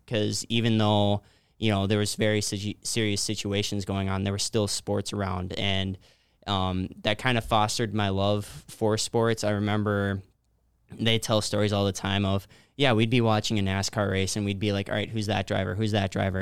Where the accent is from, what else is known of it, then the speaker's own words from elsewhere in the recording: New Ulm, Minnesota, United States; I was born and raised in New Ulm